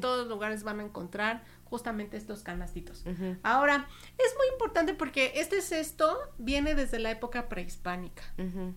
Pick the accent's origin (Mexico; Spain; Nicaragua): Mexico; nuestra vida cotidiana como mexicanos